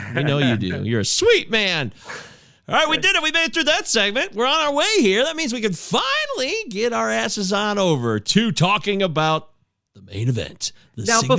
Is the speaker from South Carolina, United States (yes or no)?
no; Michigan, United States; also born or lived in Livonia, Michigan; Did you know we're Michiganders? Oh, yeah. I live in Livonia.